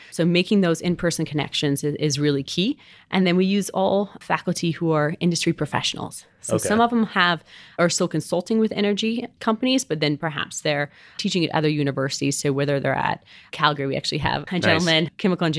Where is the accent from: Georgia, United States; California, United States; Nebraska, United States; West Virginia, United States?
Georgia, United States; Savannah; accent: southern; also born or lived in Colorado; So believe it or not, I'm actually originally from Savannah, Georgia.